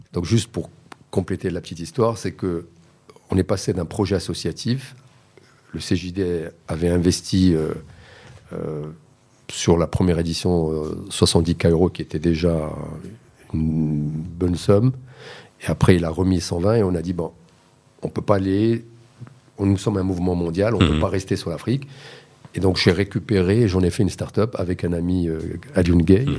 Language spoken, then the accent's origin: French; Morocco